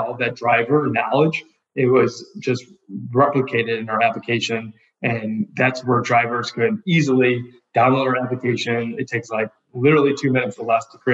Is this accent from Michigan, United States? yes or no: no; Wilmette, Illinois, United States; grew up in the North Shore part of Chicago. So actually grew up in a small town called Wilmette